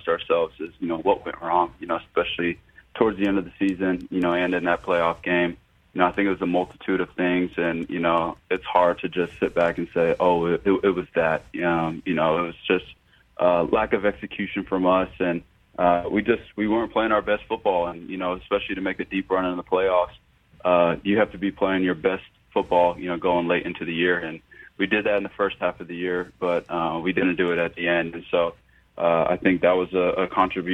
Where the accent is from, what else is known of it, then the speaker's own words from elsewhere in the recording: Arizona, United States; being drafted back here in 2018 and, you know, just being in my hometown